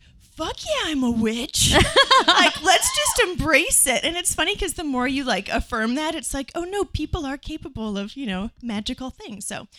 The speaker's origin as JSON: {"language": "English", "region": "Nebraska", "country": "United States", "tie": "born or raised there", "said": "I grew up in Nebraska"}